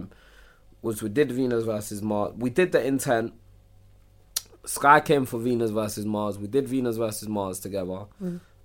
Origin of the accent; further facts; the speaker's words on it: London, United Kingdom; we grew up in Islington